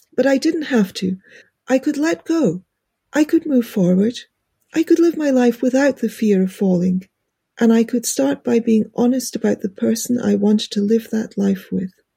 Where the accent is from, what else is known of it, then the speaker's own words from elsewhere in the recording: United Kingdom; accent: British; my British accent